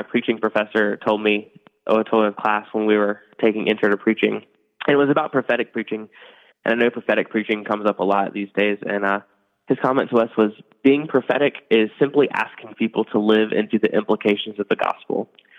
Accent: Nashville, North Carolina, United States; I grew up in Eastern North Carolina, which is mostly rural, in a small rural town there. Nashville, North Carolina is the name of it. A little known fact, it's the first Nashville, the original Nashville.

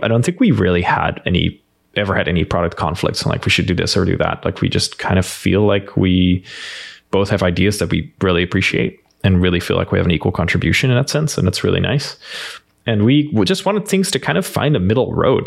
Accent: Netherlands; accent: Dutch; English is a second language; moved away as an adult; now in United States; I grew up in a small rural town in the Netherlands

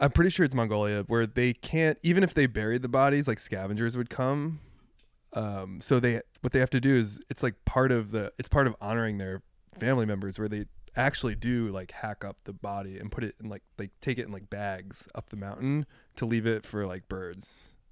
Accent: Pennsylvania, United States; I grew up in Pennsylvania

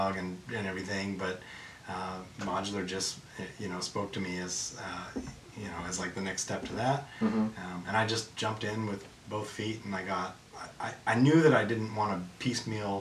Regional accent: Midwest, United States; I grew up in the Midwest

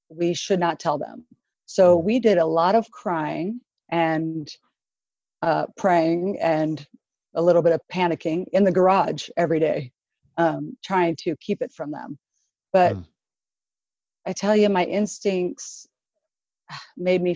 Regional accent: Oregon, United States; I'm from Oregon, so I live in the Portland metro area.

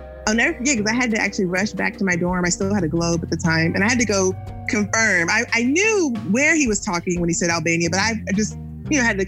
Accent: Jackson, Mississippi, United States; now in Austin, United States; growing up in Jackson, Mississippi, and my family is originally from Natchez, Mississippi.

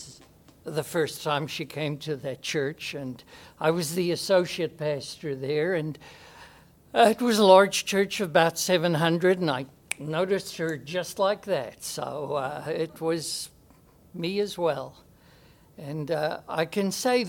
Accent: Brakpan, Gauteng, South Africa; I was born in the Johannesburg area in a place called Brakpan

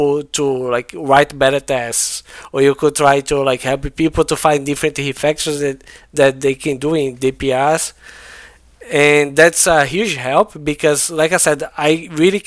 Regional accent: Brazil; English is a second language; I'm not an English first language like person, right? I'm from Brazil

